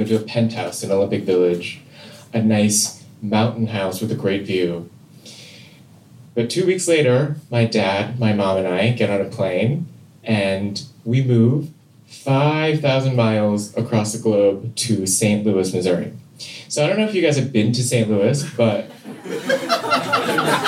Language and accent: English; Seoul, South Korea; I grew up in Seoul, South Korea